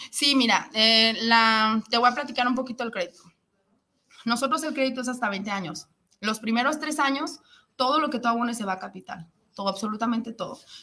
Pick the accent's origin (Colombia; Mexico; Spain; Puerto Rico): Mexico; Guadalajara, Jalisco; moved away as an adult; now in San Luis Potosí, Mexico; yo soy de aquí de Guadalajara, pero ya tengo tiempo viviendo